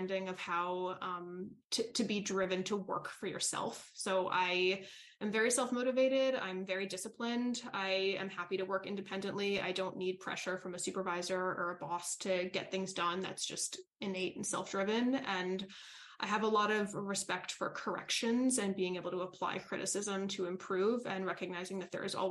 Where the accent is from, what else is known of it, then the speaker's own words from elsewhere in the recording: New York City, New York, United States; moved away as an adult; I grew up in New York City, so concrete jungle